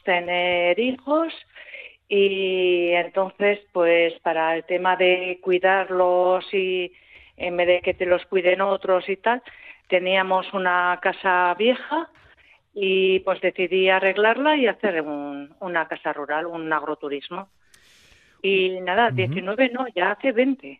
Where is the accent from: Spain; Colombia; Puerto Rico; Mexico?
Spain; Ariñez, Basque Country; la mayoría somos de Ariñez o hijos de gente de Ariñez